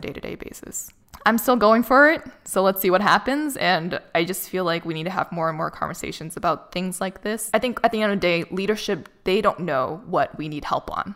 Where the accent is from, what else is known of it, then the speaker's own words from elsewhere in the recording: Boston, Massachusetts, United States; moved away as an adult; now in Los Angeles, United States; I was in Boston, which is my hometown